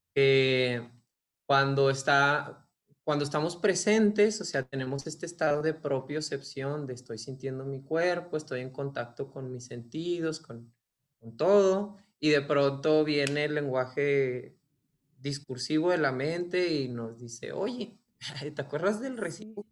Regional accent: Ciudad Juárez, Chihuahua, Mexico; Nací en Ciudad Juárez y pues crecí en un contexto, digamos, como religioso.

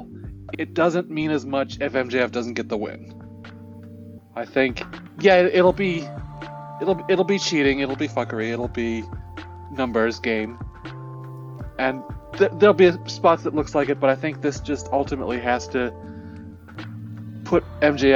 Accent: Chicago, Illinois, United States; I'm from Chicago

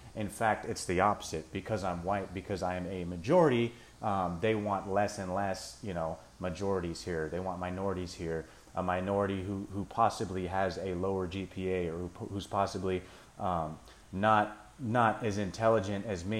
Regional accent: United States; being American

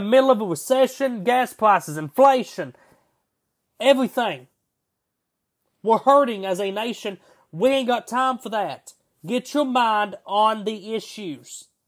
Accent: United States; we, as the American people

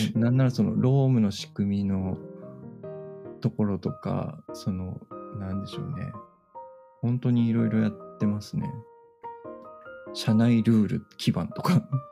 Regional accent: Fukuoka, Japan; moved away as an adult; 僕の地元が今宿なんですよ

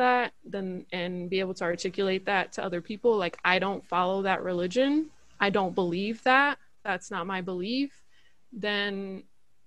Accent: United States; As an American citizen

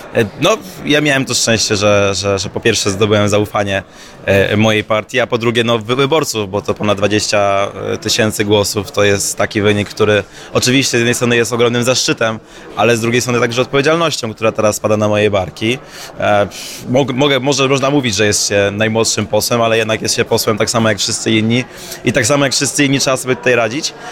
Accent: Opole Voivodeship, Poland; Ja jestem z Opolszczyzny, która jest takim tyglem kulturowym

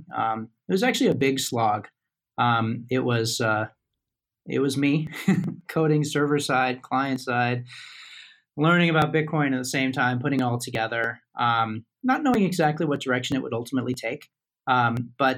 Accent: United States; I'm an American

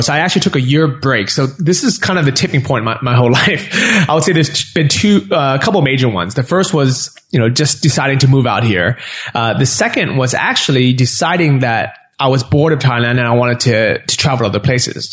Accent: San Francisco, California, United States; moved away as an adult; also born or lived in Los Angeles; I grew up in San Francisco, and then I was living

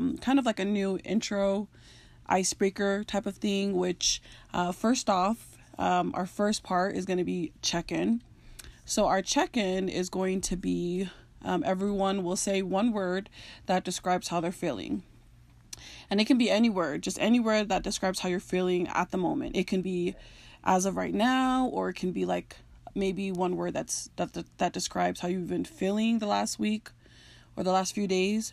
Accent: United States; We are four Tongan sisters who are struggling to find our way as Polynesian women born and raised in America.

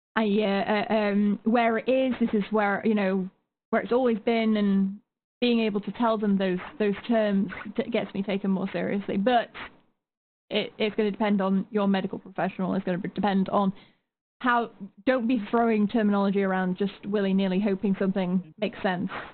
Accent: United Kingdom; as a Brit

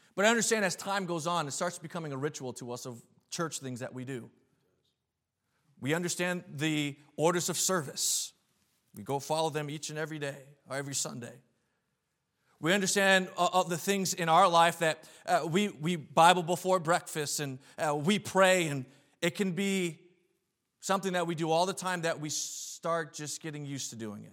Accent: New England, United States; moved away as an adult; now in New York, United States; I was born and raised in New England

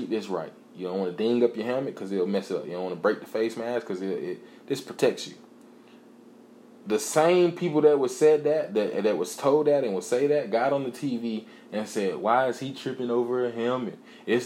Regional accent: College Park, Georgia, United States; College Park, my hometown. Went to Westlake, my alma mater, or however you say it, my old high school

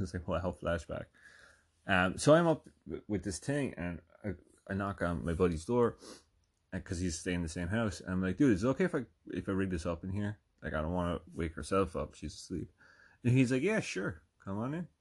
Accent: Ireland; moved away as an adult; also born or lived in North Jersey; now in United States; I'm from Ireland.

